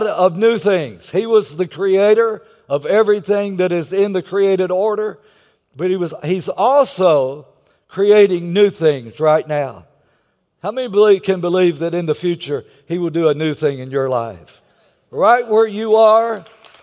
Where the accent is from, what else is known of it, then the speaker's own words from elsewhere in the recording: Texas, United States; I'm from Texas.